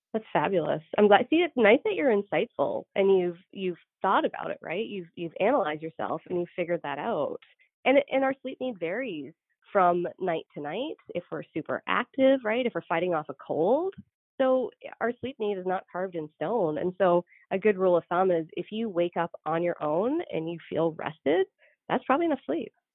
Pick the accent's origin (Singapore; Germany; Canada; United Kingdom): Canada; also born or lived in Georgia / North Dakota; now in United States; so I'm Canadian